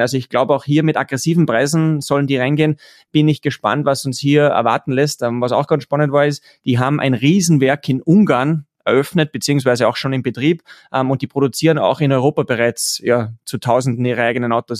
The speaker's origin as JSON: {"language": "German", "country": "Austria", "said": "bei uns in Österreich"}